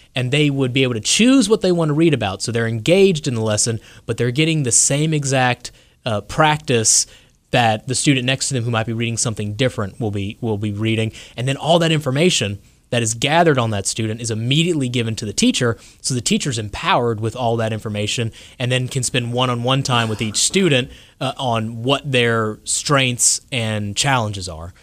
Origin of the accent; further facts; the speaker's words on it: South Louisiana, United States; now in North Carolina, United States; I grew up in South Louisiana originally.